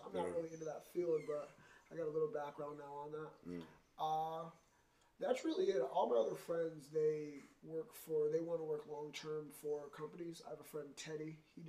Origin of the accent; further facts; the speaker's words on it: Scranton, Pennsylvania, United States; moved away as an adult; now in Bristol, Connecticut, United States; Oh, I was born in Scranton, Pennsylvania.